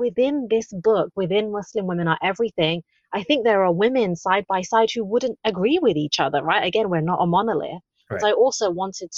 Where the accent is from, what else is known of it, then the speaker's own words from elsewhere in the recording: London, United Kingdom; also born or lived in the Midlands; I was born in the Midlands to immigrant parents, and then I grew up in London